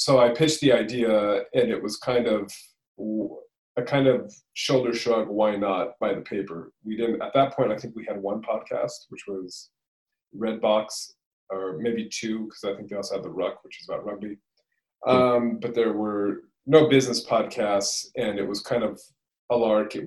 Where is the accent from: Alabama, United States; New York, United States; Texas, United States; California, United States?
California, United States; moved away; also born or lived in London; I'm from California originally, but I moved to London many moons ago